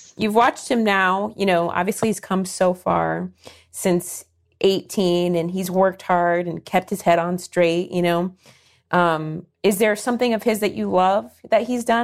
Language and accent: English; Ohio, United States; now in Los Angeles, United States; I'm from Ohio. That's where my mom is now